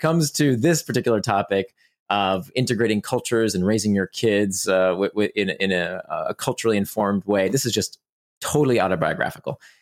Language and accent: English; Orlando, Florida, United States; also born or lived in Israel; I grew up in Orlando, Florida